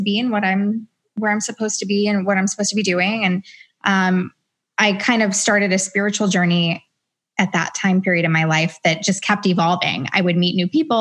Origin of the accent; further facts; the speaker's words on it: Atlanta, Georgia, United States; moved away as an adult; now in Los Angeles, United States; I'm originally from Atlanta